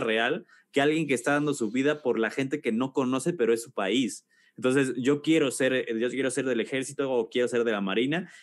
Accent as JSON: {"language": "Spanish", "town": "Celaya", "region": "Guanajuato", "country": "Mexico", "also_born_or_lived": "Mexico City", "moved": "as an adult", "said": "soy de Celaya, Guanajuato."}